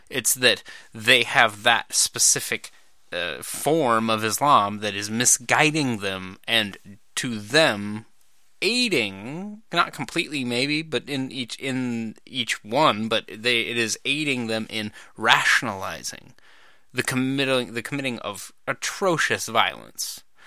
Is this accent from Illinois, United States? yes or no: no; Idaho, United States; also born or lived in Montana; I grew up in Idaho and Montana